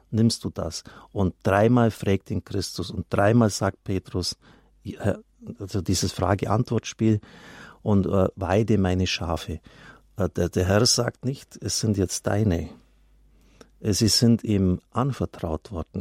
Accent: Swabia, Baden-Württemberg, Germany; ich komme aus Schwaben

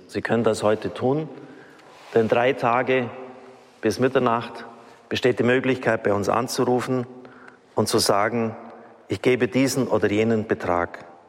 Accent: Germany; wir in Deutschland

